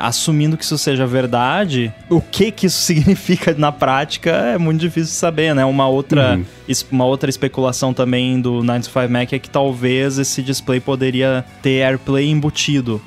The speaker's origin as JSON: {"language": "Portuguese", "region": "Rio Grande do Sul", "country": "Brazil", "said": "eu sou gaúcho"}